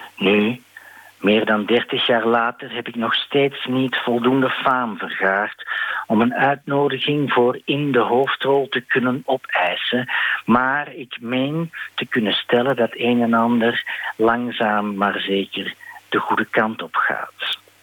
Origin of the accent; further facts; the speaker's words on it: Belgium; voor mij als Belg